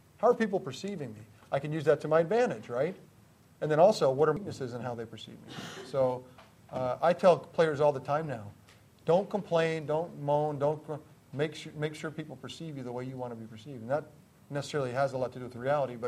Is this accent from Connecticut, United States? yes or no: yes; Greenwich, Connecticut, United States; I grew up in Greenwich, Connecticut, and Greenwich is not the hotbed of football. It's a bedroom community of New York, more known for golf and tennis than football.